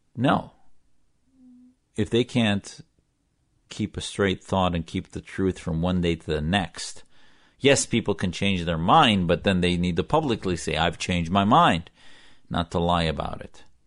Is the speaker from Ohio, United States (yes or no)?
no; Wisconsin, United States; I wasn't radicalized as a Muslim growing up in Wisconsin